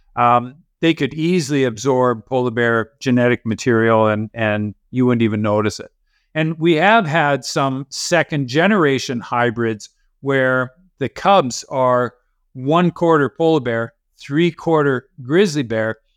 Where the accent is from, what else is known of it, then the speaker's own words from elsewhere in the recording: Canada; also born or lived in Norway; as a Canadian working for the Norwegian government as the polar bear scientist